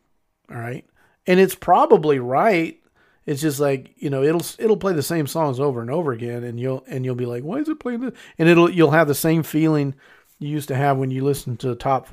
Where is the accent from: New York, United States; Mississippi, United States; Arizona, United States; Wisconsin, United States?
Mississippi, United States; Mississippi Delta, United States; I grew up in the Mississippi Delta.